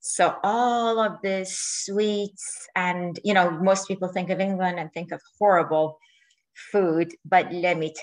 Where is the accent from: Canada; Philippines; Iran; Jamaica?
Iran; moved away; my home country, which is Iran